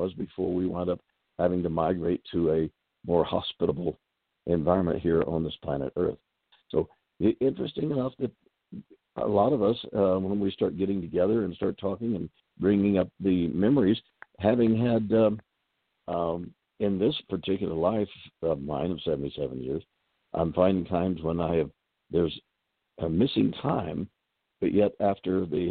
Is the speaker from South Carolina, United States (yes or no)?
no; Texas, United States; moved away as an adult; also born or lived in Seattle; I was raised in Texas.